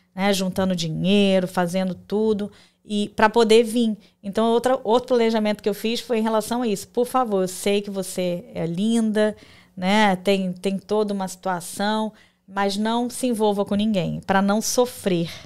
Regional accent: Rio de Janeiro, Brazil; moved away as an adult; also born or lived in Porto Velho, Rondônia; now in United States; eu sou natural do Rio de Janeiro, carioca da Gema

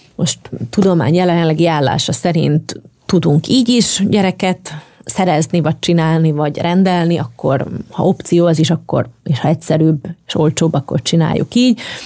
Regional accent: Slovakia; moved away; also born or lived in Bratislava, Slovakia; én felvidéki vagyok

